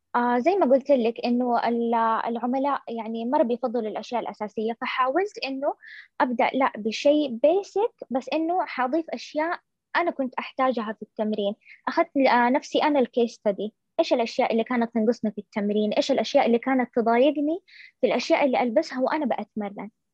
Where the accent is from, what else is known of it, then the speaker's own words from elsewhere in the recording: Saudi Arabia; عندنا في السعوديه